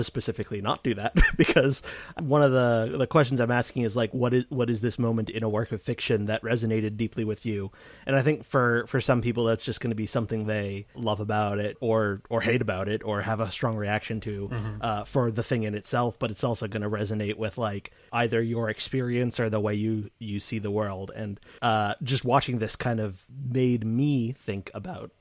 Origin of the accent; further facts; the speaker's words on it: United States; I'm American.